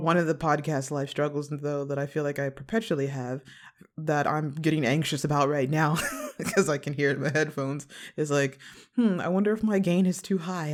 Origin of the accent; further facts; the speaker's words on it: western suburbs of Chicago, Illinois, United States; now in Los Angeles, United States; I'm a Midwest baby. I am from, uh, Chicago originally, um, in the West suburbs